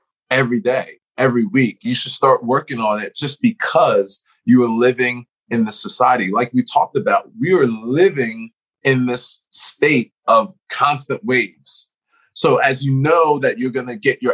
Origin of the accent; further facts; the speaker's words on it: Philadelphia, Pennsylvania, United States; moved away; I'm originally from Philadelphia. We're Northeast people originally